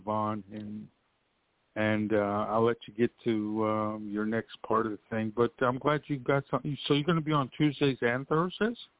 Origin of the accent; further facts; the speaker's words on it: Pittsburgh, Pennsylvania, United States; accent: East Coast; also born or lived in Florida; now in Orlando, United States; I'm originally from the Pittsburgh area